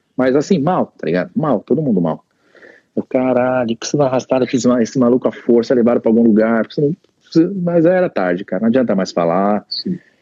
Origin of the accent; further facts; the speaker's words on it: Santo André, São Paulo, Brazil; moved away as an adult; also born or lived in California; now in United States; Santo André, que tinha muita amizade lá na, na cidade onde eu nasci, né? Onde, onde meus pais moram até hoje